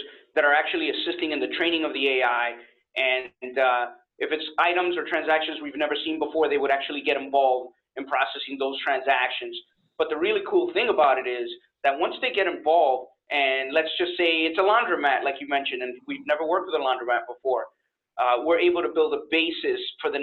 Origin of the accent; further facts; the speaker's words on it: New York, United States; moved away as an adult; now in Florida, United States; I'm actually from New York. I've been in Florida for about almost 5 years now